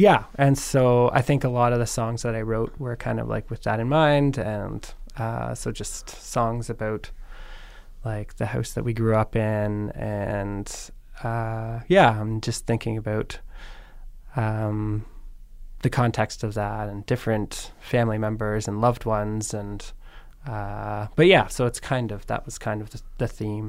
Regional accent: Tara, Ontario, Canada; also born or lived in Guelph; I'm from Bruce County. Bruce County. From Tara.

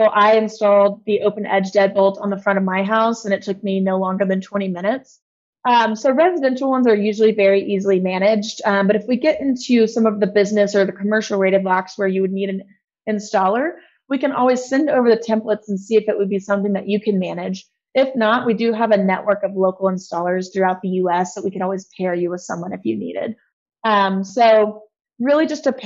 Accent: Texas, United States; I'm actually from Texas

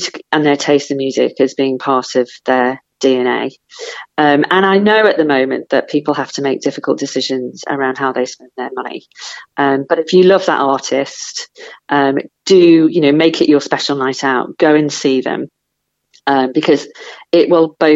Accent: Liverpool, North West England, United Kingdom; I grew up in Liverpool

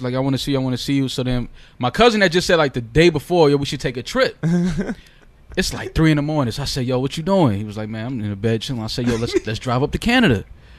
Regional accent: New York City, New York, United States; I grew up on Creston and Fordham

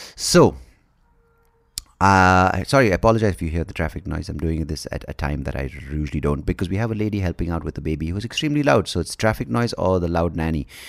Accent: Bangalore, Karnataka, India; I was born in the eighties and, uh, growing up in India

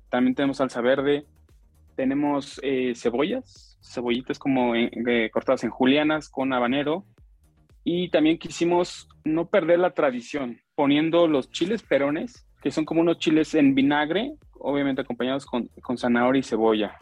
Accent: Michoacán, Mexico; nosotros, toda la familia es de, somos de allá de Michoacán

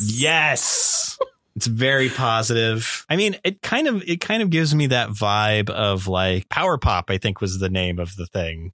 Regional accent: Las Vegas, Nevada, United States; I'm from Las Vegas

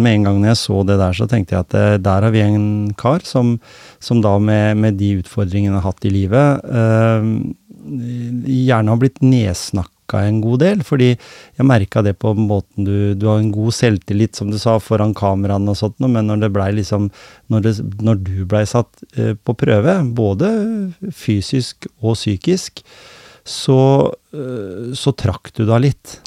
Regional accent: Skien, Vestfold og Telemark, Norway; jeg kom fra Skien

